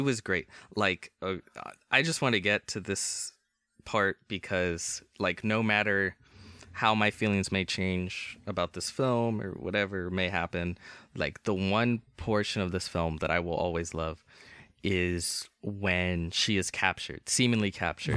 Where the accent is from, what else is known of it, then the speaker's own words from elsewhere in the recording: United States; I'm American